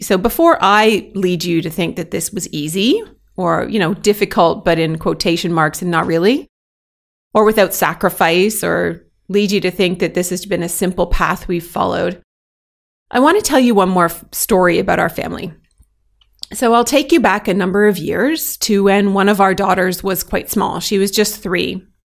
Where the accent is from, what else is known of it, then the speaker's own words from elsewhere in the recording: Canada; moved away as an adult; now in Belgium; I'm proudly Canadian, and I currently happily live as an expat in Belgium